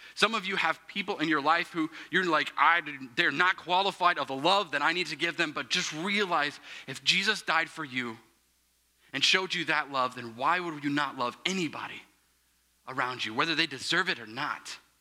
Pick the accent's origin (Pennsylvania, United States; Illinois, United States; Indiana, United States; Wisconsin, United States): Indiana, United States; Plainfield, Avon; I'm from Plainfield, Avon, Indiana